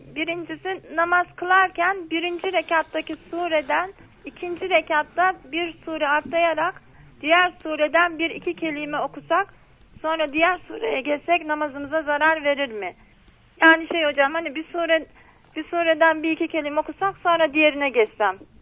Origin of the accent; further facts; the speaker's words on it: Bolu, Bolu Province, Turkey; now in Istanbul, Turkey; memleketimde Bolu'da doğdum